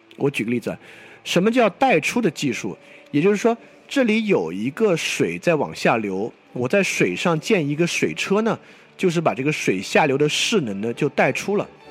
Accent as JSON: {"language": "Chinese", "country": "China", "said": "作为一个中国人"}